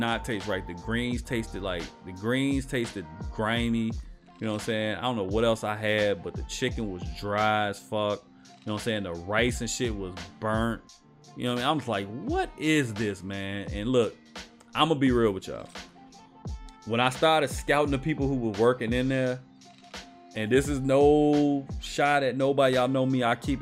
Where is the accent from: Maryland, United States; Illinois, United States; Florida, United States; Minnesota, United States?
Illinois, United States; Chicago; I'm from Chicago, we call it pop